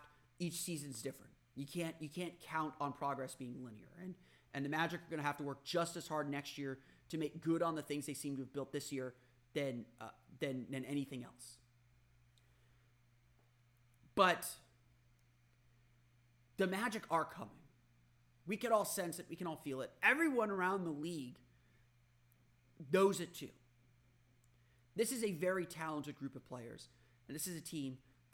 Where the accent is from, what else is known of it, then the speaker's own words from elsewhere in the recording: Orlando, Florida, United States; as a kid growing up in Orlando